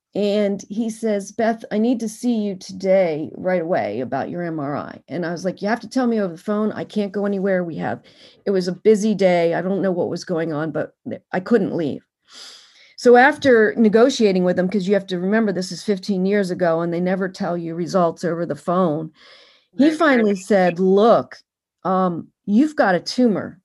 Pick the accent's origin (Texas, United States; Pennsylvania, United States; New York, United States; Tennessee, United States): Pennsylvania, United States; Harrisburg; also born or lived in Camp Hill, Pennsylvania; now in Washington, D.C., United States; I'm originally from Harrisburg, Pennsylvania.